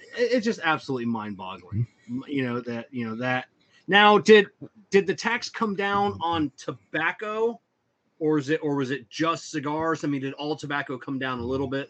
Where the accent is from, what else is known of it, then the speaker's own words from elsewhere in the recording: the South, Southern United States, United States; we Southerners